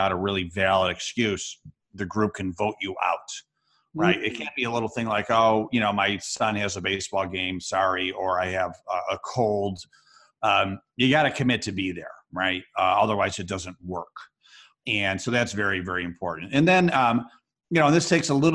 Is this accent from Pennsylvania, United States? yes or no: no; Rochester, New York, United States; I teach a class of entrepreneurship at the University of Rochester, New York, my hometown